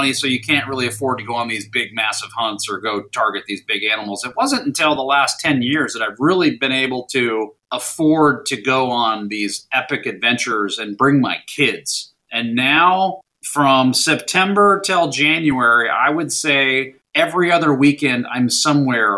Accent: Anchorage, Alaska, United States; also born or lived in Minnesota / Washington, D.C. area; now in Florida, United States; I was born and raised in Anchorage, Alaska.

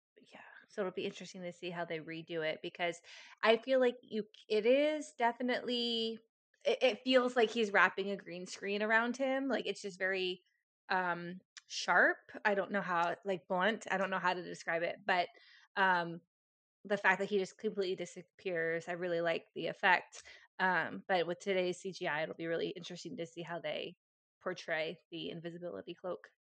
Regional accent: United States; as an American

